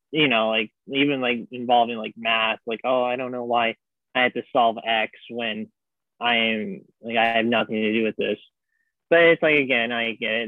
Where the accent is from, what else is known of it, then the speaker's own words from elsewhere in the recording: Las Vegas, Nevada, United States; moved away; I'm from Las Vegas. So I transferred from a community college where I'm from in Las Vegas